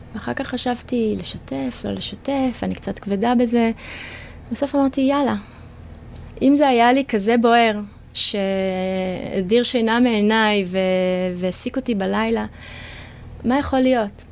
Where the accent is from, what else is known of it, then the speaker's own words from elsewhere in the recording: Israel; now in Jaffa, Israel; אני גדלתי במושב